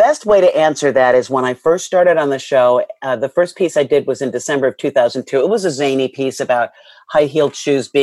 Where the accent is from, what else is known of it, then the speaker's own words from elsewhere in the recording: New York City, New York, United States; I grew up in a part of Queens, St. Albans